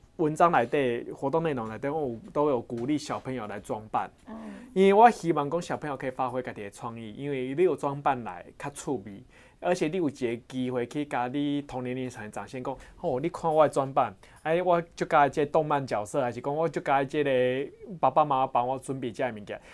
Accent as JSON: {"language": "Chinese", "country": "Taiwan", "said": "我们台湾人的那个品德教育"}